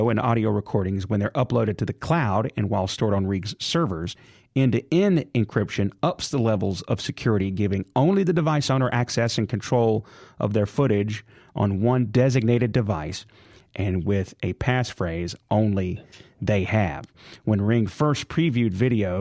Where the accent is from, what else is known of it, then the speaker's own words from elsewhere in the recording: Jackson, Mississippi, United States; city of Jackson. That's where I'm from. So that's my hometown